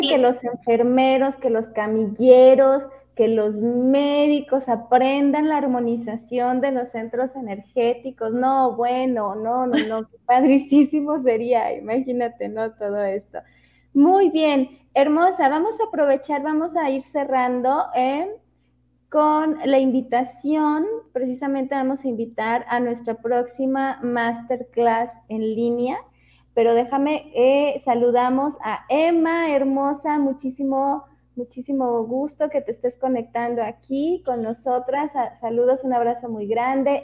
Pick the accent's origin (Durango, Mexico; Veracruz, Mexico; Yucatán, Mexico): Durango, Mexico; moved away; la ciudad de Durango, mi tierra natal